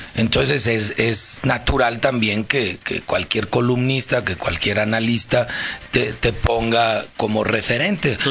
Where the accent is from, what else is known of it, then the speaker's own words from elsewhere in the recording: León, Guanajuato, Mexico; yo soy de León y aquí, aquí hago mi vida y aquí fui criado